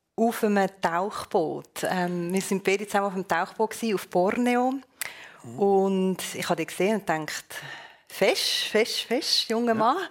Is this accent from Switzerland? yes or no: yes; Switzerland